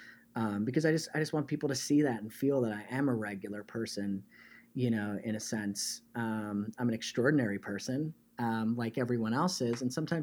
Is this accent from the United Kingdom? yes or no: no; Canada; now in United States; because I'm originally Canadian, but spent most of my life in the United States.